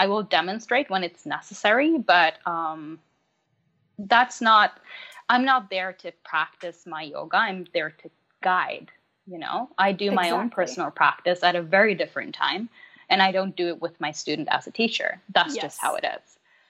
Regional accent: Norway; first language Norwegian; English is a second language; So obviously my mother tongue is Norwegian, but I teach in English.

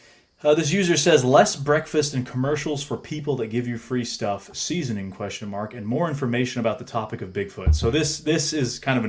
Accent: New Hampshire, United States; we grew up in New Hampshire, which is a mountainous state here in the northeast

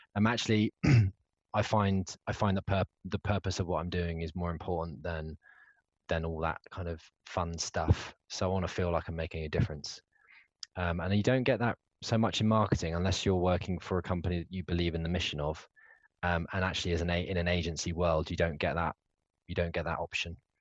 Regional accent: United Kingdom; as a Brit

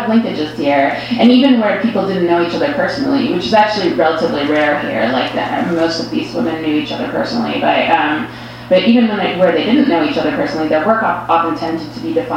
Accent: Canada; being Canadian

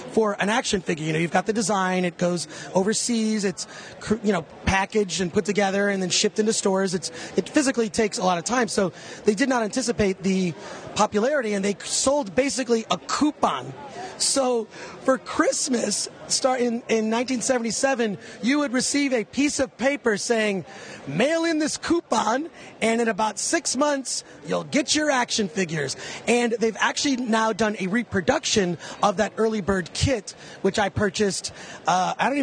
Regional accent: Detroit, Michigan, United States; I grew up in Detroit

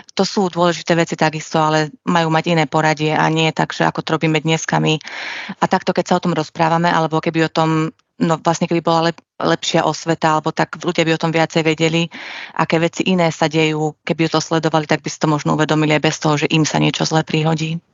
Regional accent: Bratislava, Bratislava Region, Slovakia; ja som z Bratislavy

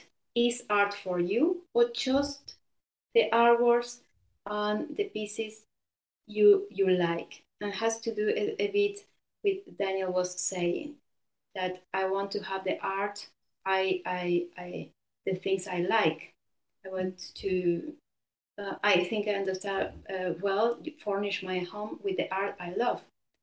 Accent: Buenos Aires, Argentina; now in Genoa, Italy; So Buenos Aires, in three words, political, cosmopolitan, masculine. It's a very masculine city.

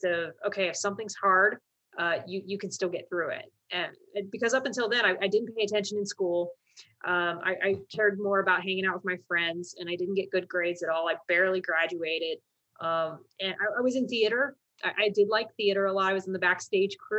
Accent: Columbus, Ohio, United States; moved away as an adult; I'm actually from Columbus, Ohio. It's a state in the Midwest portion of the United States. And in Columbus, Ohio, military service is not something that the kids grow up thinking they're going

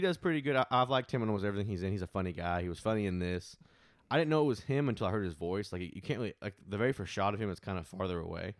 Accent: Arkansas, United States; we are from Arkansas. We live in Arkansas at this moment

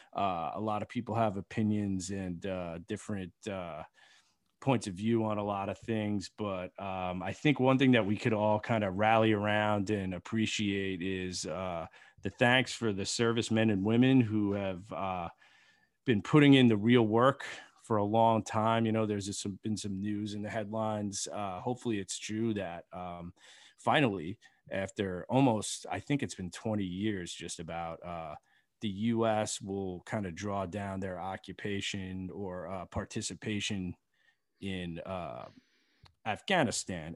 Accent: Long Island, New York, United States; I grew up on Long Island

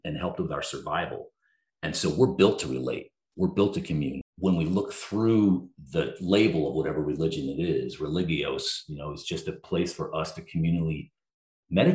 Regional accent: New Jersey, United States; moved away as an adult; also born or lived in Vermont / London; I'm from New Jersey, went to school in Vermont, came back to New Jersey, was working downtown Manhattan.

